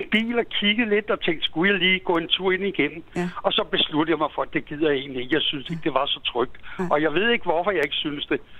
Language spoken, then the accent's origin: Danish; Copenhagen, Capital Region of Denmark, Denmark; jeg voksede op på Østerbro.